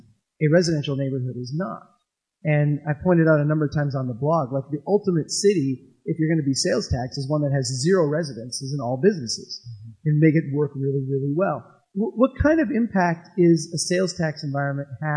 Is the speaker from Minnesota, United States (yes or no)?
yes; Minnesota, United States; I'm from Minnesota